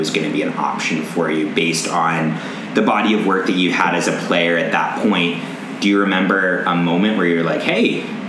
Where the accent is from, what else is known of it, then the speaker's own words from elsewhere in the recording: Canada; As a Canadian